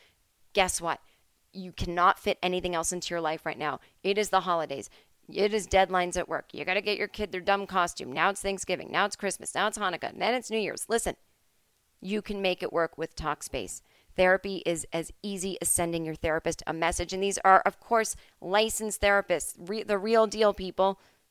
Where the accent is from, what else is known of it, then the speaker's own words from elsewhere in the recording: Finland; also born or lived in United States; Oh, yeah, this is my home country. This is just the way things are. It's funny to notice how things got twisted a little bit when I was living over in America.